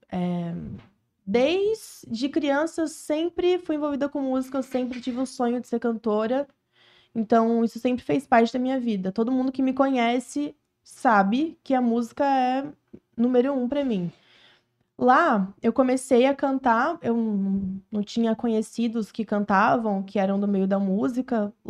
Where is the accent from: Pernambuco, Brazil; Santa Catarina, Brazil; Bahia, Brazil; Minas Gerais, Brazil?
Santa Catarina, Brazil; Florianópolis; also born or lived in Porto Alegre; Eu não nasci na Ilha da Magia, eu nasci em Porto Alegre, mas eu fui criada em Floripa, então eu tenho essa cidade no meu coração, eu vivi lá quase minha vida inteira, então eu sou cria de Floripa, Santa Catarina.